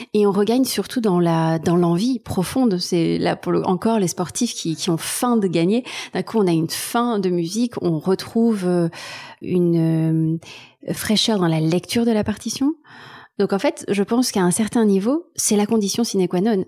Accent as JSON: {"language": "French", "town": "Marseille", "region": "Provence-Alpes-Côte d'Azur", "country": "France", "tie": "born or raised there", "also_born_or_lived": "Taiwan / Berlin, Germany", "moved": "yes", "lives_now": "Paris, France"}